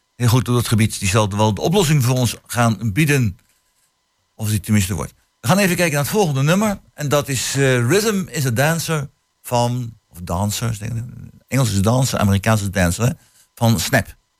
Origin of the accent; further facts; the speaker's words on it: The Hague, South Holland, Netherlands; now in Hengelo, Netherlands; als kind woon kom ik uit Den Haag